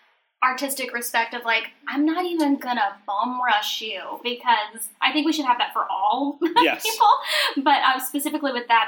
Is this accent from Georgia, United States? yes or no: yes; Georgia, United States; born or raised there